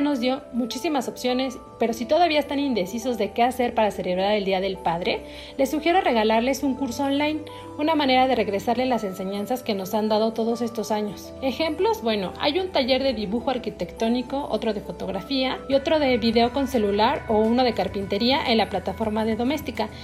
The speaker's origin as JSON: {"language": "Spanish", "country": "Mexico", "said": "nos identifican como mexicanos"}